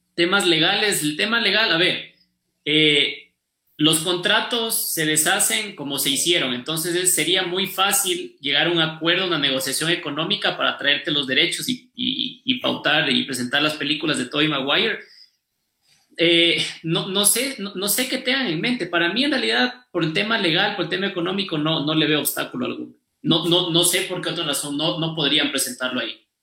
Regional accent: Ecuador; el Poli, el banco y yo somos ecuatorianos

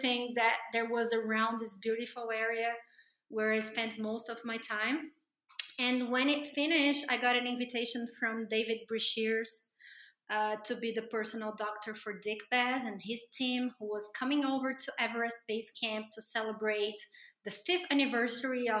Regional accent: Brazil; I'm from Brazil

